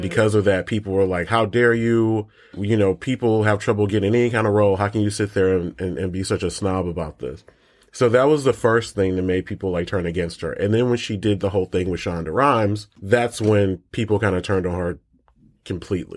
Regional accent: Michigan, United States; We're both from Michigan

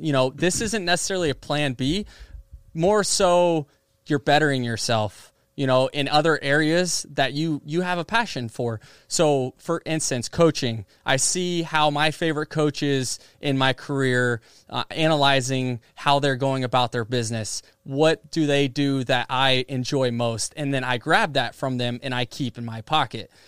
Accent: Seminole, Florida, United States; my hometown team

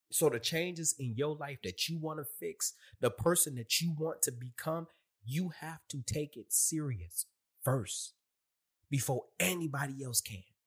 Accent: Michigan, United States; moved away as an adult; also born or lived in California; now in Virginia, United States; I'm from Michigan

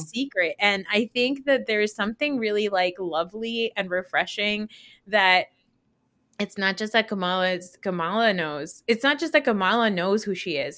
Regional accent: New Jersey, United States; a Pakistani growing up in New Jersey

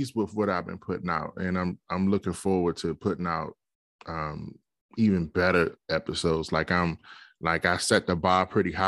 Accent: Capitol Heights, Maryland, United States; I'm from Capitol Heights, Maryland.

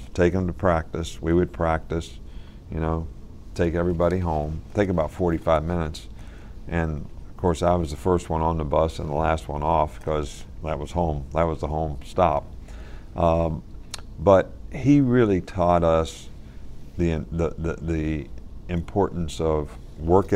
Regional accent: West Virginia, United States; my dad actually started Pop Warner football in our area in West Virginia

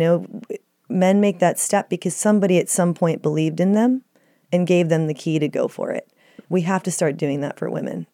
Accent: Dallas, Texas, United States; now in Los Angeles, United States; I grew up in Dallas, Texas

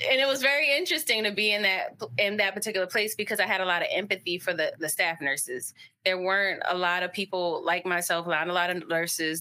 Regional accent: Baltimore, Maryland, United States; also born or lived in Hawaii / Texas; we ended up around second grade coming to Baltimore, and that's where I've been, and that's where I continue to stay

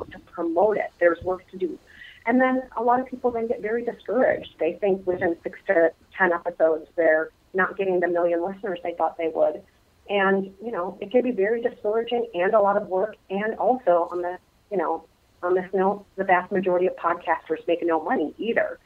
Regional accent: Minnesota, United States; moved away; I am a native Minnesotan

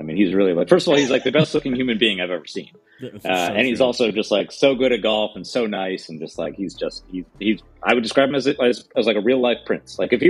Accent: East Coast, United States; now in New York, United States; I'm in New York, I'm from the East Coast.

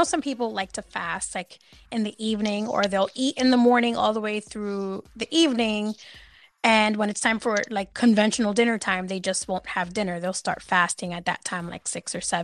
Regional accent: New York City, New York, United States; you know I'm from NYC

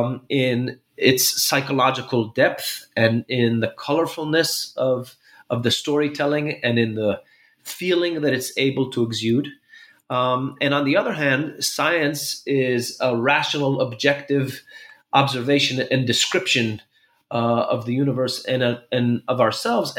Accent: Jerusalem, Jerusalem District, Israel; also born or lived in New York City, United States; I was born in Jerusalem about 46 years ago.

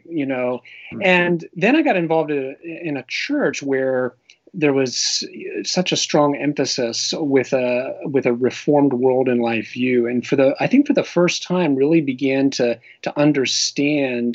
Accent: Pennsylvania, United States; I grew up in Pennsylvania

